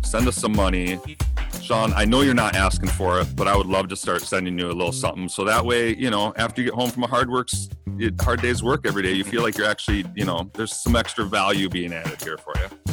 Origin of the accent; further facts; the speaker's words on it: United States; as an American